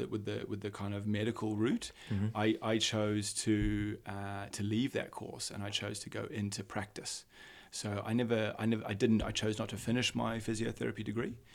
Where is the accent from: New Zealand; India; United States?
New Zealand; also born or lived in Aberdeen, Scotland; I was actually born and raised in New Zealand.